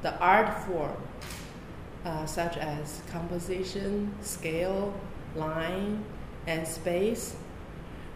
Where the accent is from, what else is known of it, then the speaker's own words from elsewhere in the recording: China; moved away as an adult; also born or lived in California, United States; now in Lawrence, United States; I was born and raised in China and came to America in 1996 for my MFA program in California, UC Davis.